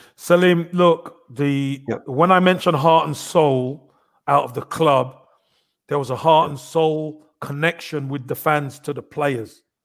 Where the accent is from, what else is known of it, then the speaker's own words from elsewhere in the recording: London, United Kingdom; I'm from Brixton. I'm from a, I'm a street boy.